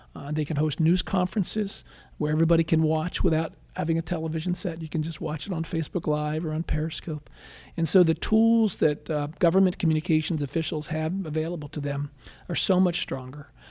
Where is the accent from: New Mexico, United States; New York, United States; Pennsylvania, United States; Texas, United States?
Pennsylvania, United States; outside of Philadelphia; moved away as an adult; also born or lived in Washington; now in Ohio, United States; I grew up outside of Philadelphia, Pennsylvania